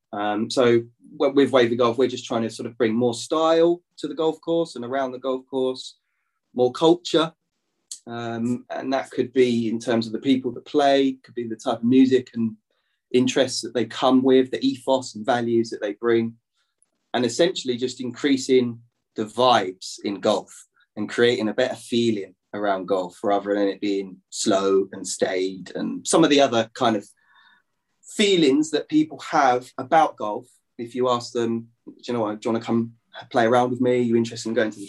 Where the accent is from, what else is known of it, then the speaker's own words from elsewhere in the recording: London, United Kingdom; I'm from Lewisham, Southeast London